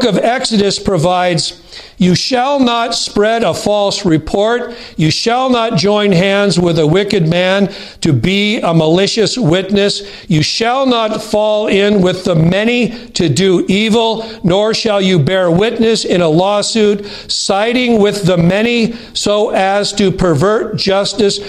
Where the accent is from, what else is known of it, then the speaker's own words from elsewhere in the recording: United States; As an American Christian